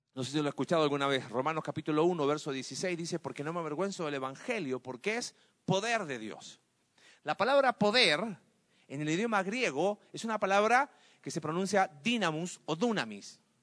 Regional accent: Mexico; como sociedad mexicana y latina

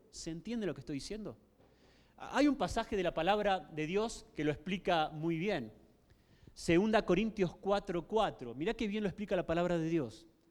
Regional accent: Argentina; La gran mayoría de la sociedad se declaraba eh, católica en mi país

